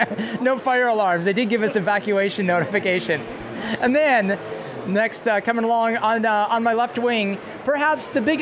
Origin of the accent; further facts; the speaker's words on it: Surrey, British Columbia, Canada; moved away; also born or lived in Vancouver; I've done my time in Wally.